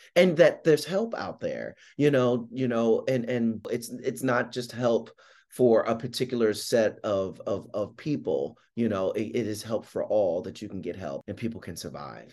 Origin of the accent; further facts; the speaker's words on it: Philadelphia, Pennsylvania, United States; I'm from Philadelphia, I grew up in South Philly